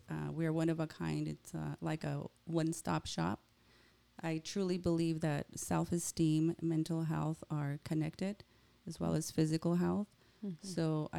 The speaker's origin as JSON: {"language": "English", "town": "Sierra Vista", "region": "Arizona", "country": "United States", "tie": "born or raised there", "moved": "yes", "lives_now": "Tucson, United States", "said": "I'm from Sierra Vista"}